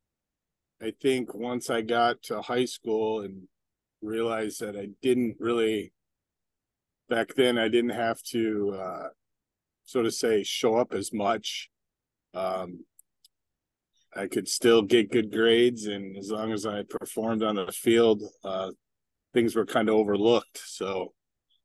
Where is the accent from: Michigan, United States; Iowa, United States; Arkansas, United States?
Michigan, United States; Novi; moved away as an adult; also born or lived in South Florida; Growing up in Novi, Michigan